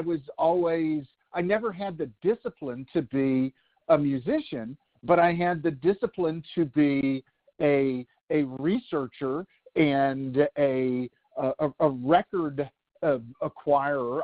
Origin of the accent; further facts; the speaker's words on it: Nashville, Tennessee, United States; growing up in Nashville